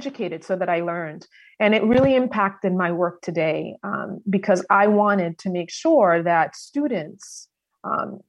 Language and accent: English; Meriden, Connecticut, United States; I've been born and raised in Meriden, Connecticut